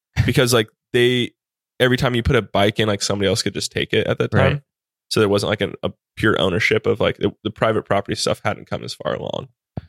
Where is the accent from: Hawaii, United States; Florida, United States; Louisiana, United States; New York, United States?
Hawaii, United States; But growing up in Hawaii, like all of my teachers were Japanese.